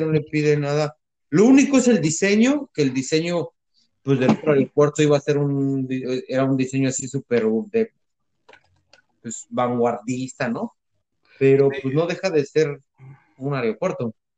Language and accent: Spanish; Mexico; now in United States; sí somos mayoría mexicanos